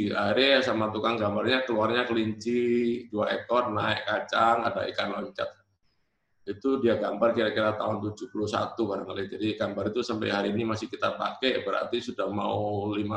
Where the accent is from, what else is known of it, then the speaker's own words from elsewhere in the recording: Surabaya, East Java, Indonesia; born there; Saya dilahirkan di Jalan Kelantan, daerah Perak Surabaya itu ya.